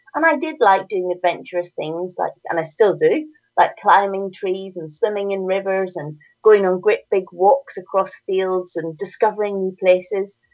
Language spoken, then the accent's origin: English; Northern Ireland, United Kingdom; accent: Northern Irish; you can hear from my accent, I'm from Northern Ireland.